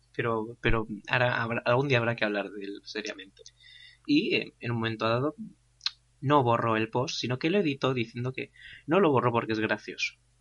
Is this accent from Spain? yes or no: yes; Basque Country, Spain; Soy vasco. Somos gente nacida para esto.